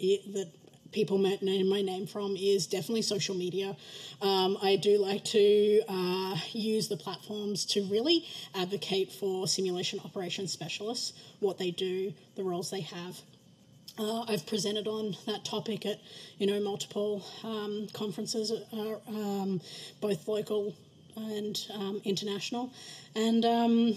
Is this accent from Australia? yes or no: yes; Australia; moved away; I'm probably known as the Aussie in the room